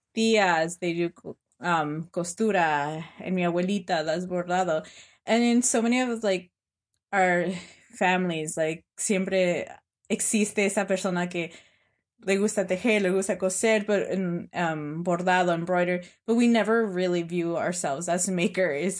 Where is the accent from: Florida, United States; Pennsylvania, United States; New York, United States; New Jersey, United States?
New York, United States; Hudson Valley; growing up in the Hudson Valley and being undocumented